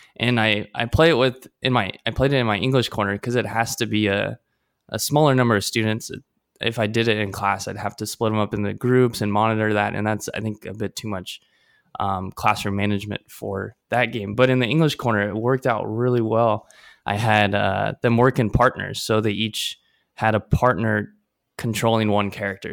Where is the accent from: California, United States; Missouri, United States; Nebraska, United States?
Nebraska, United States; Omaha; now in Taipei, Taiwan; I'm from Omaha, Nebraska